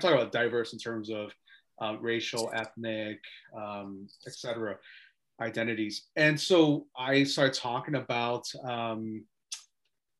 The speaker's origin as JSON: {"language": "English", "region": "New Jersey", "country": "United States", "said": "I'm from New Jersey"}